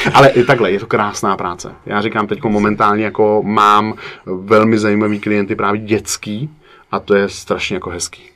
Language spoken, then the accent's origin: Czech; Prague, Czechia; u nás v Praze